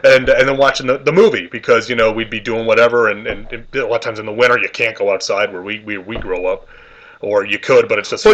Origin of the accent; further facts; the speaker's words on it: New York, United States; we're both from New York